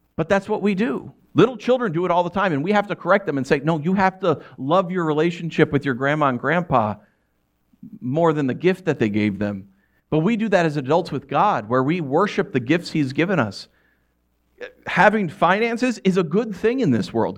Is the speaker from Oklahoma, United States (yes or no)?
no; New York, United States; moved away; growing up in New York